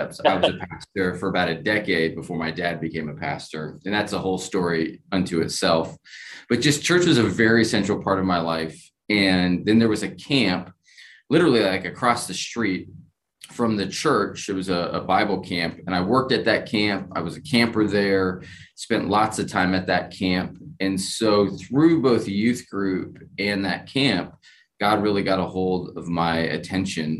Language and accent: English; Keene, New Hampshire, United States; I grew up in Keene. So the southwest corner of the state.